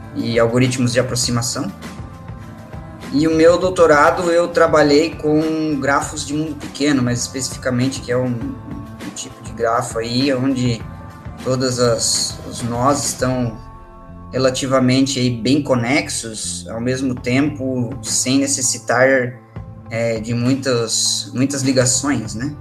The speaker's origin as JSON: {"language": "Portuguese", "town": "Joinville", "region": "Santa Catarina", "country": "Brazil", "also_born_or_lived": "Curitiba, Brazil", "said": "eu sou de Joinville"}